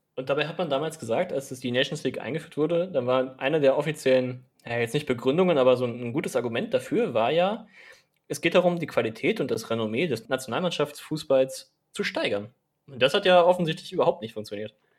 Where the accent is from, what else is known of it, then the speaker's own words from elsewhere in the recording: Germany; bei uns in Deutschland